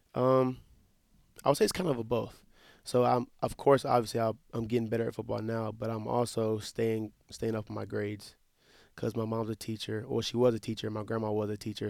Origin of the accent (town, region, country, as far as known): Wetumpka, Alabama, United States; born or raised there; moved away as an adult; now in Mount Pleasant, United States